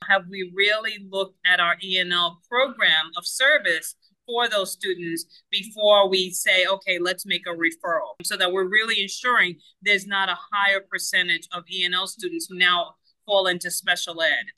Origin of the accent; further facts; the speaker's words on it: Cuba; first language Spanish; English is a second language; now in United States; forever second language learner born in Cuba. And so my first language is Spanish.